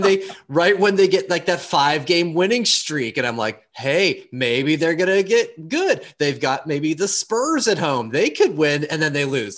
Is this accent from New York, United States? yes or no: no; Pittsburgh, Pennsylvania, United States; from Pittsburgh